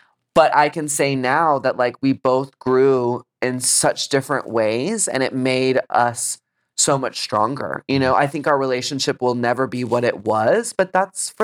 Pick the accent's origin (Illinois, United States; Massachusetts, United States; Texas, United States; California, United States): Texas, United States; growing up in Texas